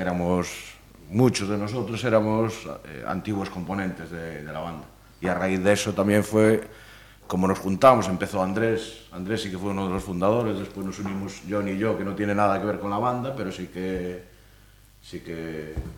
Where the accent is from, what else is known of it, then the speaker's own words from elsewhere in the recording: Pontevedra, Galicia, Spain; de Tenorio de toda la vida